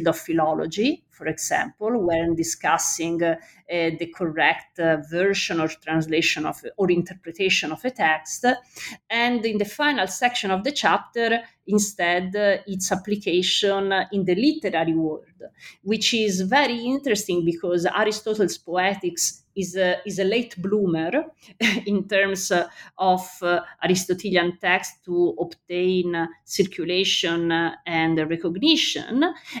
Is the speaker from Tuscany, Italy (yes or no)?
yes; Florence, Tuscany, Italy; Galileo is from Pisa, I'm from Florence, so there should be some conflict.